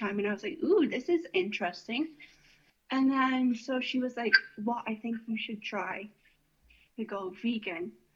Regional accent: Tillsonburg, Ontario, Canada; I grew up in Tilfenburg on a little hobby farm with my parents and my siblings

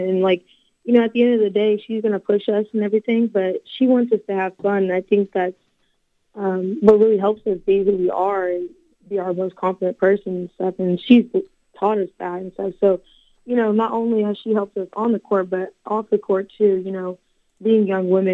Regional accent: Norman, Oklahoma, United States; born or raised there

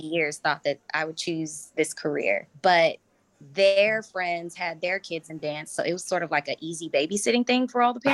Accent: Chicago, Illinois, United States; moved away as an adult; also born or lived in Atlanta / New York / Los Angeles / Sydney; now in London, United Kingdom; I'm from Chicago

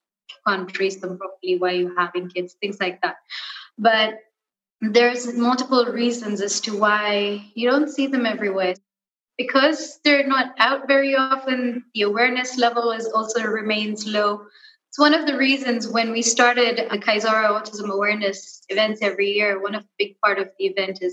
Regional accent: Kenya; born and raised in Kenya, and I studied abroad

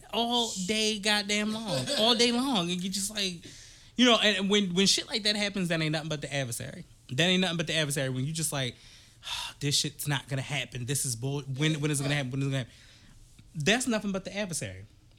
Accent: East Coast, United States; We are from the East Coast, but Sue and Trey, which are Stage 30, are from the West Coast.

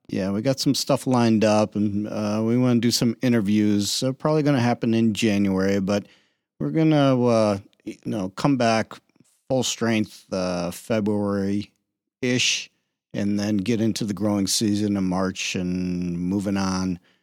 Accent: Cleveland, Ohio, United States; also born or lived in Pittsburgh; now in Toledo, United States; I'm from Pittsburgh. I grew up in the Cleveland area, Lake Ohio

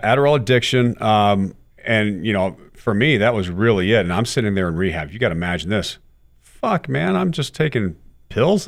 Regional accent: Texas, United States; as a kid growing up in Texas

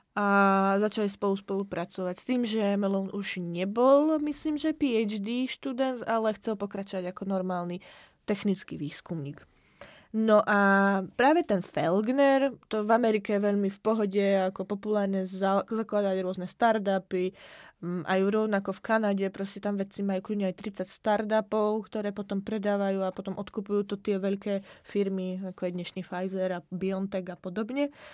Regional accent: Slovakia; now in Czech Republic; ja budem to brať ako zo Slovenska, aj keď žijem v Česku

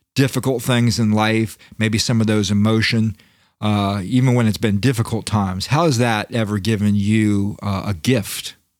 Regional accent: Florida, United States; I'm from Florida

